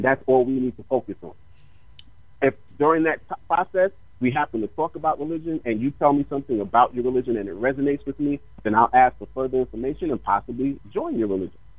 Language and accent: English; New York, United States; also born or lived in New Jersey; growing up in New York and, and even being in Jersey